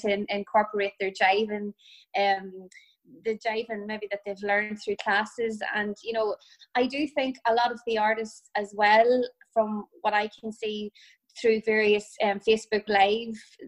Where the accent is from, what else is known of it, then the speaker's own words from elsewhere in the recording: County Tyrone, Northern Ireland, United Kingdom; now in Sligo, Ireland; I'm originally from Tyrone